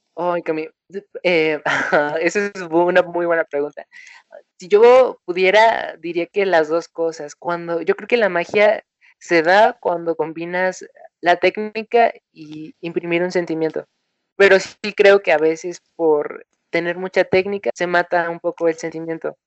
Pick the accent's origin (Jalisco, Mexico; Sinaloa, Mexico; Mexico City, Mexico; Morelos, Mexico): Morelos, Mexico; yo soy de Morelos, de México. Es una ciudad mm, más o menos grande, pero en realidad es bastante bonita. No es un pueblo, pero tampoco es una ciudad muy urbana, llena de edificios. Eh, y aquí me tocó nacer